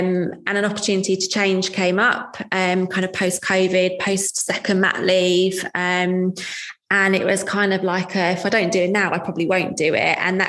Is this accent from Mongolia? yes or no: no; Leighton Buzzard, East of England, United Kingdom; I come from Leighton Buzzard, it's 20 minutes, it's 20 minutes to Aylesbury